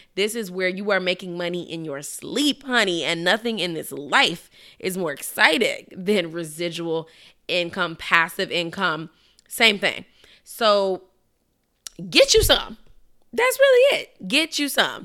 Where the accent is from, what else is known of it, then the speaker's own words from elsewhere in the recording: Chicago, Illinois, United States; moved away; my hometown of Chicago